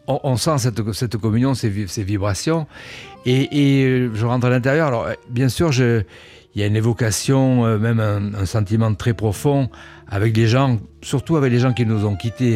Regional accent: Cannes, Provence-Alpes-Côte d'Azur, France; moved away as an adult; also born or lived in Nice; now in Paris, France; je suis né à Cannes. Euh, mais j'ai vécu 20 ans euh, dans la région

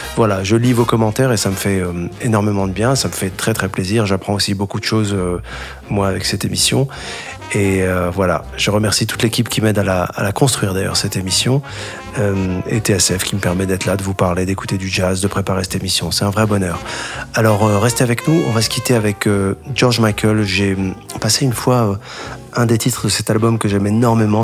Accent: Casablanca, Casablanca-Settat, Morocco; Je suis né à Casablanca

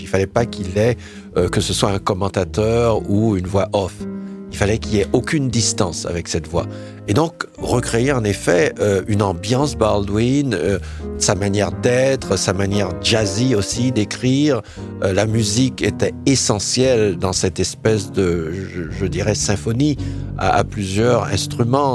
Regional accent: Haiti; en tant qu'haïtien, en tant que jeune noir

